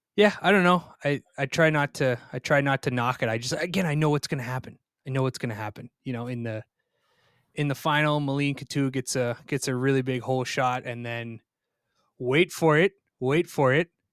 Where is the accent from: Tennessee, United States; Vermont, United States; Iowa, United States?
Vermont, United States; also born or lived in Plymouth, Minnesota; I'm from Vermont.